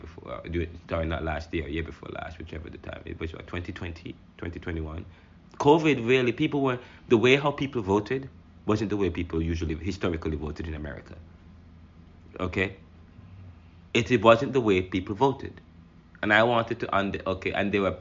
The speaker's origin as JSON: {"language": "English", "country": "Jamaica", "moved": "yes", "lives_now": "United States", "said": "I'm Jamaican"}